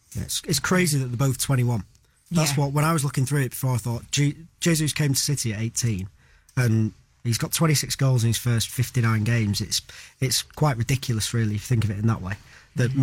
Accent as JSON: {"language": "English", "region": "England", "country": "United Kingdom", "said": "as an Englishman"}